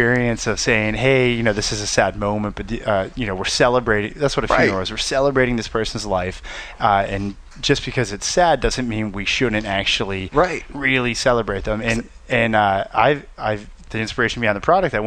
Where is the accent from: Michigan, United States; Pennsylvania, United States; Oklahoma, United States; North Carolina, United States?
Pennsylvania, United States; Pittsburgh; growing up in Pittsburgh